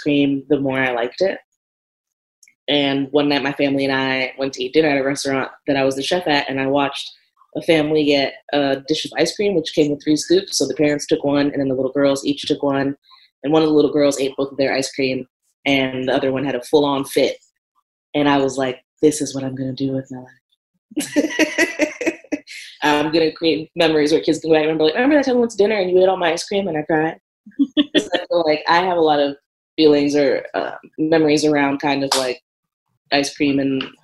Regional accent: Montgomery County, Maryland, United States; moved away as an adult; now in Richmond, United States; I grew up in Montgomery County, Maryland, so it was like a huge melting pot.

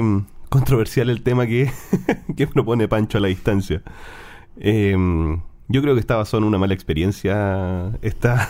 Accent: Chile; en Chile también decimos el olor a ñoño. Los frikis son los ñoños acá en Chile

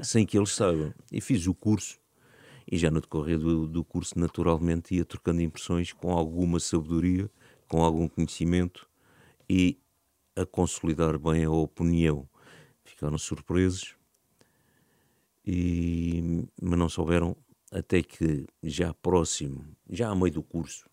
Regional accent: Algés, Lisbon, Portugal; born or raised there

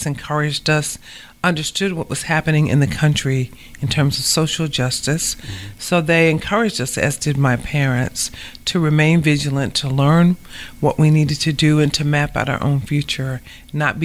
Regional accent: Savannah, Georgia, United States; moved away as an adult; also born or lived in Dayton, Ohio / New Haven, Connecticut; I grew up right here in Savannah

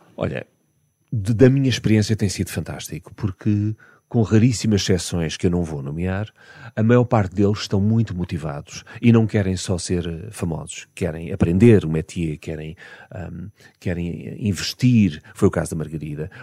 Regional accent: Algarve, Portugal; also born or lived in Lisbon; eu, só fui para o Algarve com 10 anos. Ok. Um, portanto, em miúdo, na minha infância, eu passei em Lisboa, onde de resto eu nasci

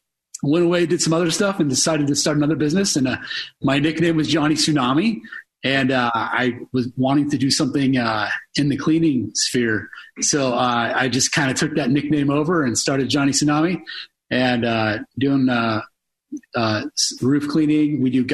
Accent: Port Townsend, Washington, United States; I'm originally from Port Townsend, which is over on the Olympic Peninsula.

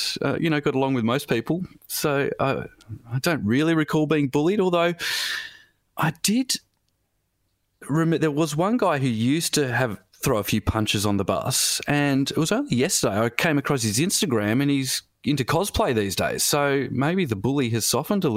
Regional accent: Melbourne, Victoria, Australia; I grew up in Sandringham, which is near the beach

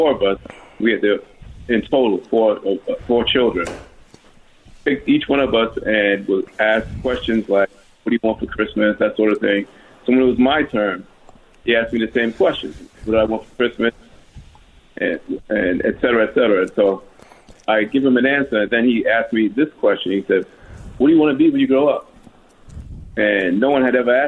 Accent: New York City, New York, United States; also born or lived in Harlem, New York City / Laurelton, Queens; now in Atlanta, United States; I was born in Harlem, New York City, and I lived in Harlem until I was about 9 and a half, then we moved to Laurel, Queens

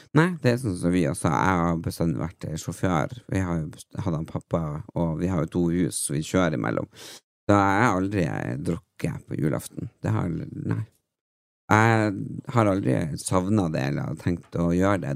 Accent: Tysfjord, Nordland, Norway; moved away; jeg er jo vokst opp i Tysfjord

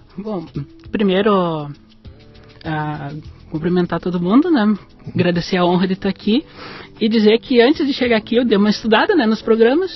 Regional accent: Passo Fundo, Rio Grande do Sul, Brazil; also born or lived in Porto Alegre / Rio de Janeiro; Eu nasci em Passo Fundo, no Rio Grande do Sul.

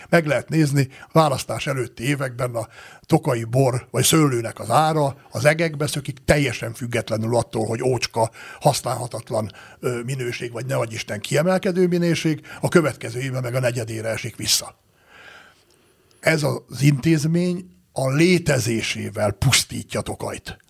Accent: Great Hungarian Plain, Hungary; now in Tokaj region, Hungary; annak a Alföldnek, ahol én születtem, és ahonnan én ide származtam erre a vidékre

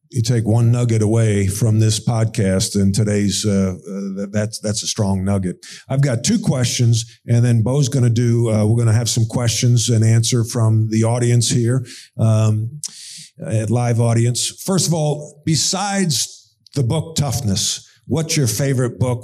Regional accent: East Meadow, New York, United States; grew up in East Meadow, New York, my hometown as well.

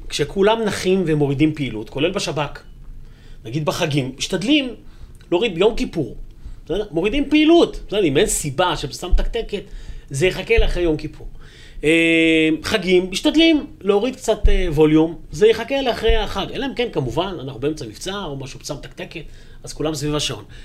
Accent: Jerusalem, Jerusalem District, Israel; also born or lived in Kiryat Arba; גם אני יליד ירושלים וגדלתי בירושלים.

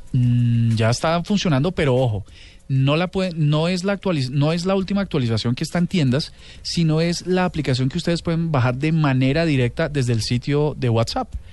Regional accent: Bogotá, Colombia; colombianos, bogotanos

